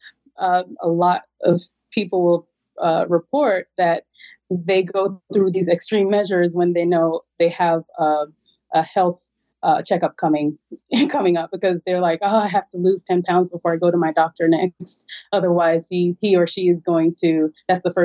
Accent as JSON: {"language": "English", "country": "Jamaica", "moved": "yes", "said": "I'm originally from Jamaica."}